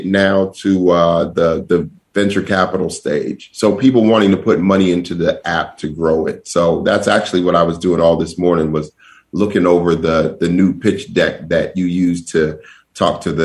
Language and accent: English; Denver, Colorado, United States; I'm from Denver.